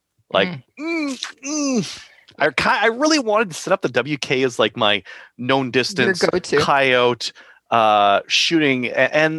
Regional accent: Canada; I'm a Canadian

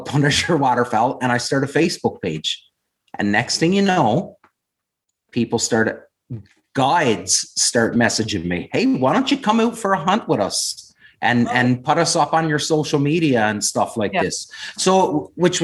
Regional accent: west coast of Newfoundland, Newfoundland and Labrador, Canada; moved away as an adult; also born or lived in Ontario / New Brunswick; originally from a small town on the west coast of Newfoundland.

